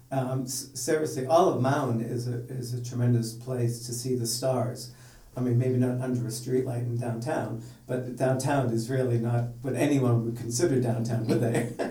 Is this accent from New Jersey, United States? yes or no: no; Hawaii, United States; also born or lived in Massachusetts; I was from Hawaii and Massachusetts.